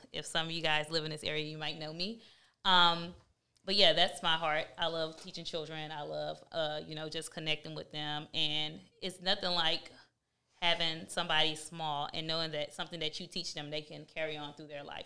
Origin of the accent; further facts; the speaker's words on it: Houston, Texas, United States; I'm from Houston, Texas.